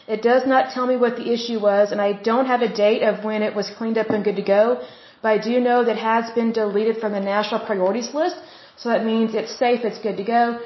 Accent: Oklahoma, United States; Oklahoma, my home state

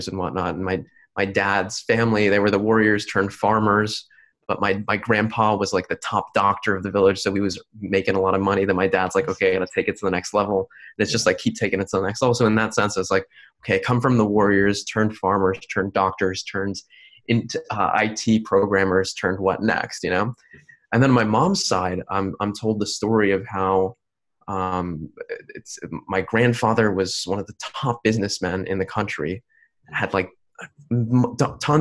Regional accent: New Jersey, United States; I'm born in New Jersey. I was born in New Jersey

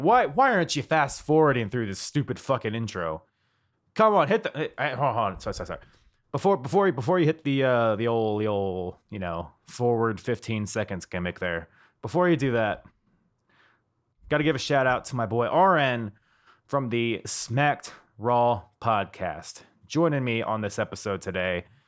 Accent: United States; I'm an American

